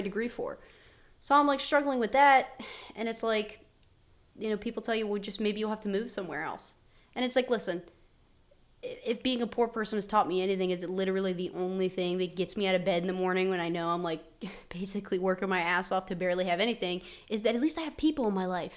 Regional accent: West Virginia, United States; I never thought I had an accent being from West Virginia

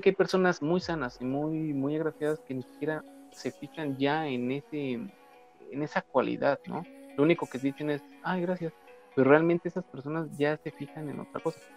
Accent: Mexico; como mexicanos

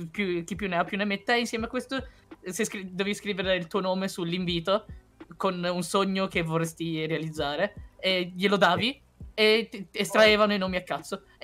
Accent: China; Esatto, io, io sono cinese, ho il culo, ho il culo dalla mia parte

